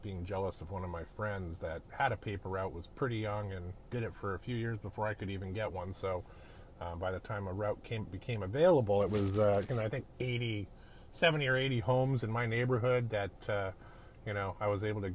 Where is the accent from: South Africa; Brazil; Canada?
Canada; Edmonton, Alberta; now in Novato, United States; I'm a Canadian kid. I grew up in a town called Edmonton, Alberta, up in the Great White North